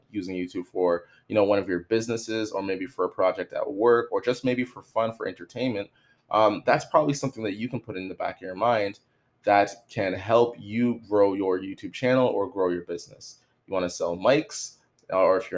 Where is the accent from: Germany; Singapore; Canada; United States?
Canada; Toronto, Ontario; I'm from Toronto